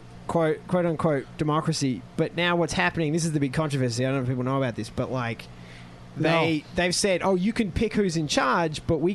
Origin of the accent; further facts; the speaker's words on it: Melbourne, Victoria, Australia; moved away as an adult; now in China; I was from Melbourne, which is great, but it's far away from everything.